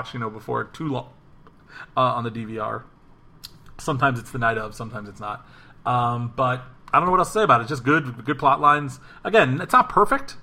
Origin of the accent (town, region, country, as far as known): St. Louis, Missouri, United States; born or raised there